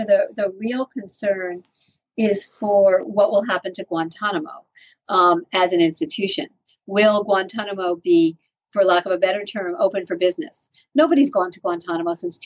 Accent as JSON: {"language": "English", "town": "New London", "region": "Connecticut", "country": "United States", "tie": "born or raised there", "said": "I'm from New London, Connecticut"}